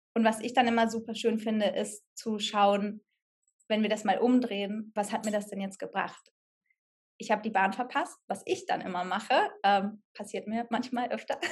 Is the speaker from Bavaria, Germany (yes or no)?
no; Sauerland, North Rhine-Westphalia, Germany; moved away as an adult; also born or lived in Cologne; ich komme aus dem Sauerland, von einem Dorf, da hatten wir noch nicht mal eine Theater-AG an der Schule